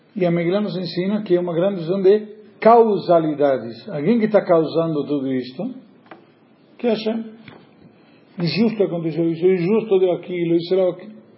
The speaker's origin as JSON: {"language": "Portuguese", "country": "Argentina", "said": "como bom argentino"}